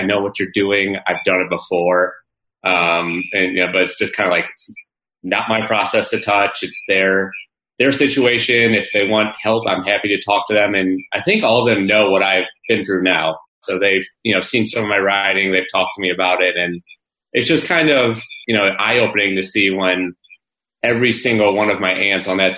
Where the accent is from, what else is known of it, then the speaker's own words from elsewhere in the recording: St. Louis, Missouri, United States; also born or lived in Florida; I'm from St. Louis, so it was away from the family.